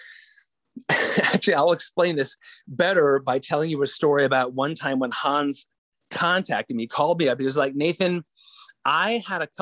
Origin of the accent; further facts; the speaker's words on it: Arlington, Virginia, United States; moved away; I'm originally from Arlington, Virginia, not a tropical place by any stretch of the imagination